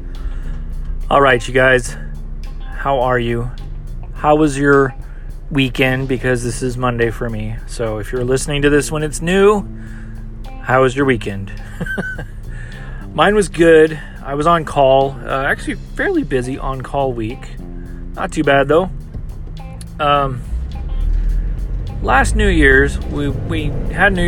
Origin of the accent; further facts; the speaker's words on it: United States; as an American culture